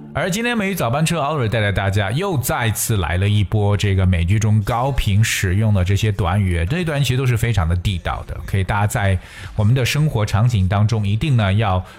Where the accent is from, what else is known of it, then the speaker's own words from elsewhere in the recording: China; 我们中国人